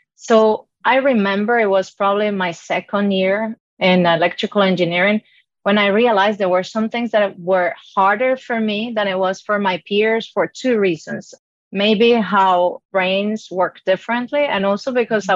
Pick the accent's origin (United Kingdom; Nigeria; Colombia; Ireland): Colombia; born or raised there; English is a second language; moved away